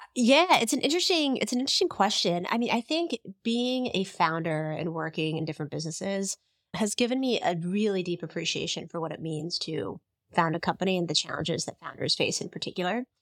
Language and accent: English; Bay Area, California, United States; I grew up in the Bay Area.